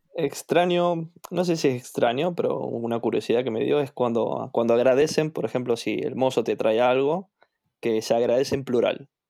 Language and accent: Spanish; Argentina; moved away as an adult; also born or lived in Toruń; now in Warsaw, Poland; soy de Argentina